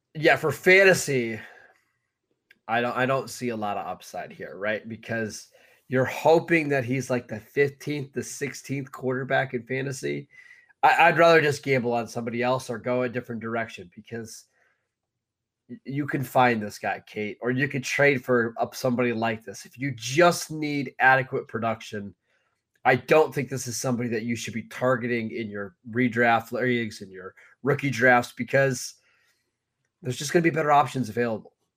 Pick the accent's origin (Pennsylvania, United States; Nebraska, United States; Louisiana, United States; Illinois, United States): Pennsylvania, United States; Pittsburgh; we're both from the Pittsburgh area